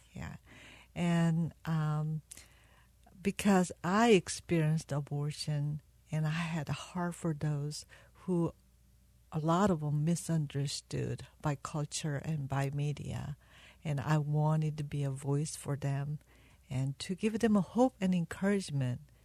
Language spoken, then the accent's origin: English; South Korea; now in United States; I was born in South Korea, and I met my husband when I was 16 and he was 17